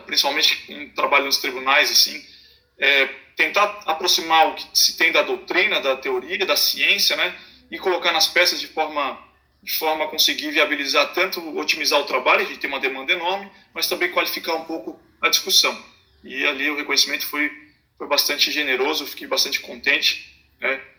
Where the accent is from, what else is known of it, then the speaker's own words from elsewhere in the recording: Florianópolis, Santa Catarina, Brazil; eu sou de Florianópolis, é, sou da, de Santa Catarina, de Florianópolis